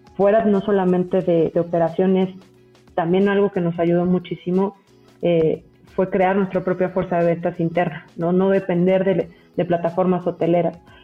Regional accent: Mexico City, Mexico; yo, yo soy mexicana, toda la vida he vivido en la Ciudad de México

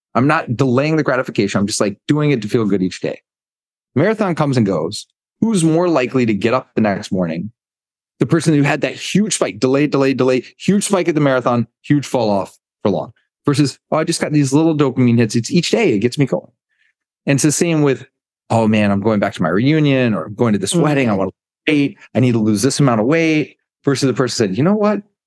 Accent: United States; moved away as an adult; also born or lived in Birmingham, Alabama / Greenville, North Carolina; now in Bermuda; growing up in Birmingham, Alabama, Greenville, North Carolina.

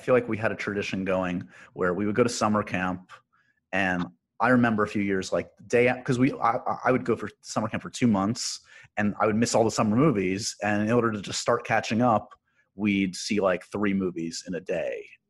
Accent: New York, United States; growing up in New York

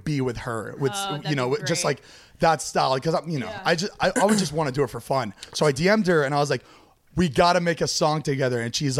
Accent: Fort Lauderdale, Florida, United States; moved away

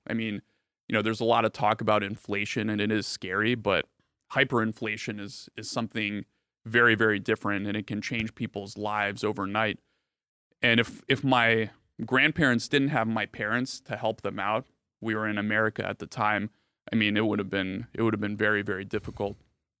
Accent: Bulgaria; born there; So I was born in Bulgaria, mm-hmm. as you guys might know. It's a small country in Eastern Europe.

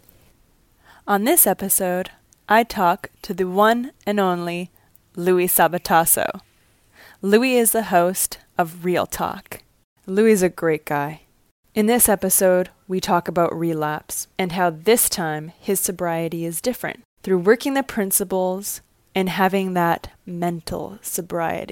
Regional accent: Vancouver, British Columbia, Canada; moved away as an adult; now in Los Angeles, United States; I'm from Vancouver, Canada.

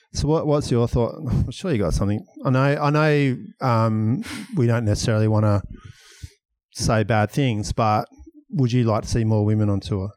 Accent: Perth, Western Australia, Australia; born or raised there

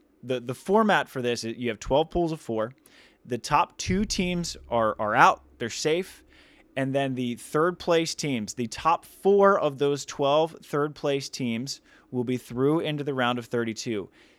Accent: United States; I'm American.

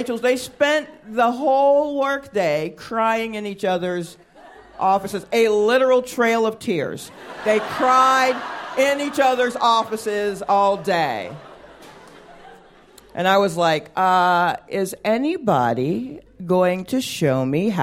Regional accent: the South, United States; I'm a black woman. I grew up in the South.

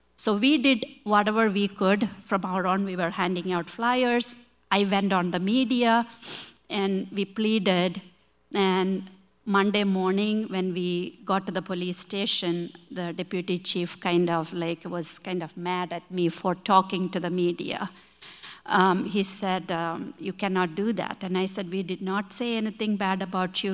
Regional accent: India; English is a second language; moved away as an adult; now in Chicago, United States; we come from India

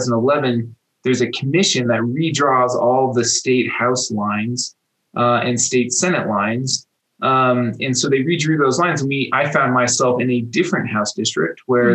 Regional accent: Boulder, Colorado, United States; also born or lived in Washington, D.C.; Dylan and I grew up together in Boulder

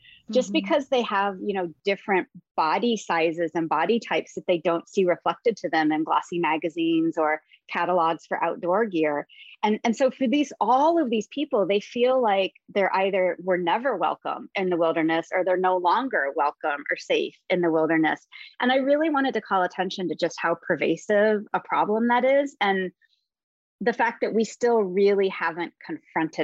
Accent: Midwest, United States; I grew up in the Midwest

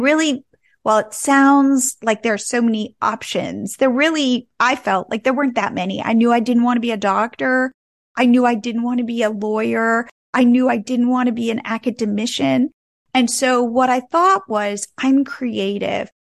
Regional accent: New Jersey, United States; moved away as an adult; also born or lived in California; I grew up in New Jersey, and I went out to California, to Stanford, to go to college

